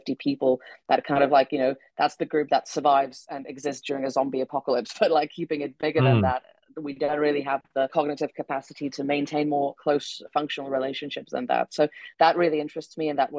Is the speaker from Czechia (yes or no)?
yes; Czechia; English is a second language; also born or lived in United Kingdom; I am originally from the Czech Republic, although as you can tell from my accent, I spent a long time in the UK.